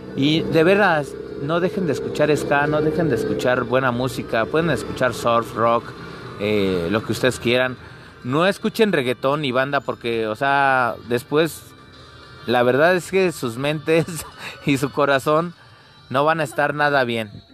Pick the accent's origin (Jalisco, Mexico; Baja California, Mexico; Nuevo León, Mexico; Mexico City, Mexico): Mexico City, Mexico; yo soy de la zona norte de la Ciudad de México, abajo del Chiquihuite, exactamente, en las entradas del mero Cuautepec Barrio Bajo, que estoy orgulloso de ser de este barrio